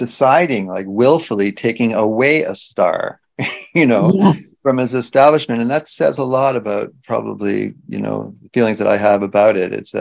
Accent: Canada; being Canadian

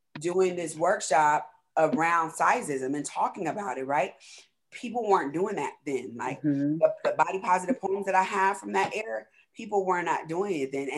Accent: California, United States; I'm from California

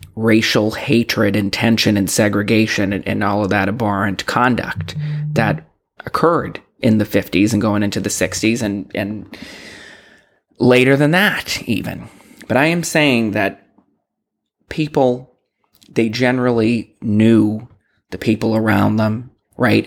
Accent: Boston, Massachusetts, United States; I'm from Boston. I grew up in Boston

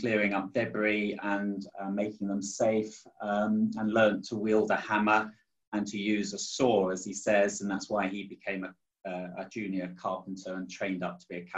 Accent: Chertsey, South East England, United Kingdom; I was born in February 1957 in a place called Chertsey, just outside of London

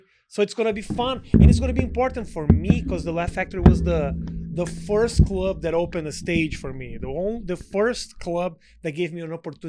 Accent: Brazil; English is a second language; And I'm like, hi … I'm from Brazil.

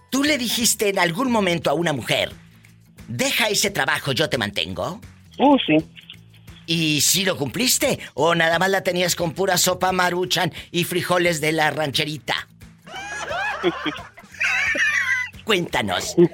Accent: Watsonville, California, United States; En Watsonville, California.

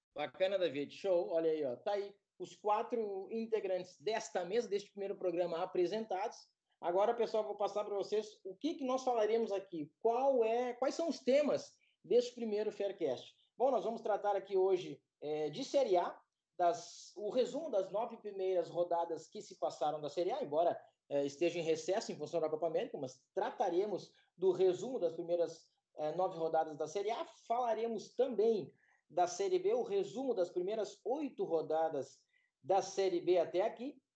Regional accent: Rio Grande do Sul, Brazil; eu sou do Rio Grande do Sul

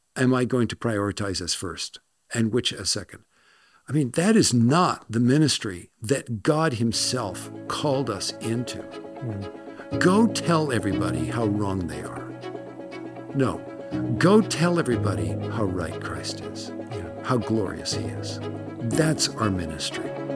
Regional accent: Los Angeles, California, United States; moved away; also born or lived in Scotland; I'm from Los Angeles

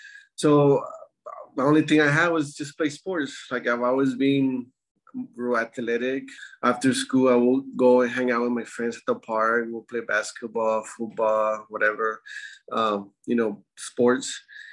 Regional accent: Alton, Texas, United States; also born or lived in Mission, Texas; I grew up in Alton. I was just, you know, an average kid, you know, that liked sports. I came from a poor, I would say a low-income family. My family didn't have a lot of money

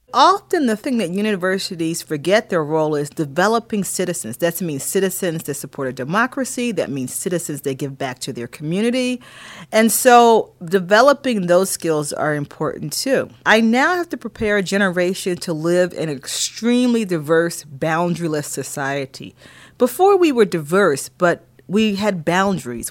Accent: Philadelphia, Pennsylvania, United States; moved away; also born or lived in Durham, North Carolina / Michigan / Ithaca, New York / Boston, Massachusetts; Growing up in Philadelphia and my mother was a teacher

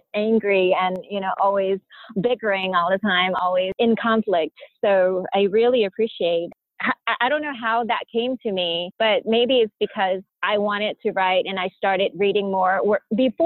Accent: United States; also born or lived in Pailin, Cambodia; I grew up in America

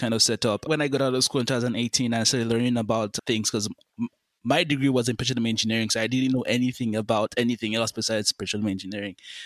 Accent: Nigeria; in Nigeria alone, my home country

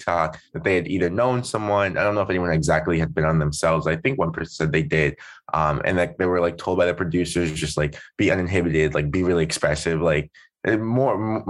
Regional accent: Germantown, Maryland, United States; I'm from Germantown, Maryland, which fun fact is it fluctuates, but at the time that I last looked, it was the fifth most diverse place in America. So I like grew up around a lot of diversity.

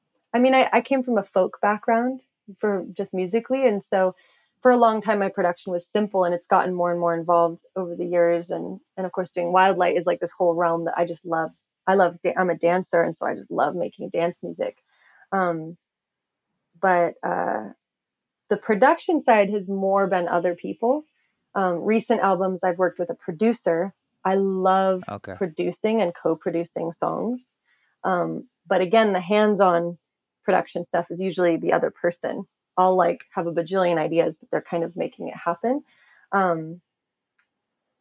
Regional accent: Sonoma County, California, United States; I grew up in Sonoma County, so not too far away, but also country

